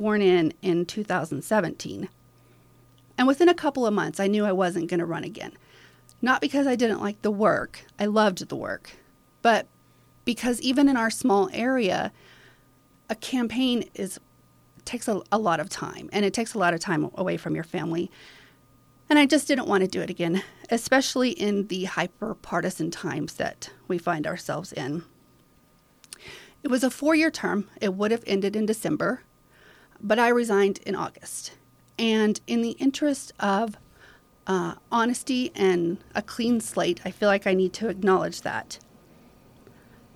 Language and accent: English; Alpine, Texas, United States; also born or lived in San Angelo, Texas / Austin, Texas / Fredericksburg, Texas; I'm an Alpine kid. I went to kindergarten at Alpine Elementary School, and I graduated from Alpine High School.